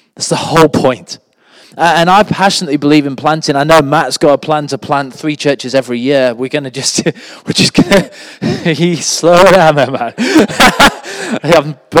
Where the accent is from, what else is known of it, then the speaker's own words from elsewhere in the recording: the Northeast, North East England, United Kingdom; moved away as an adult; also born or lived in Sheffield / Accra, Ghana; I actually was born in the Northeast. My parents are Anglican ministers. They were actually one of the first couples to be ordained together in the UK, and they minister to the church in West Pelton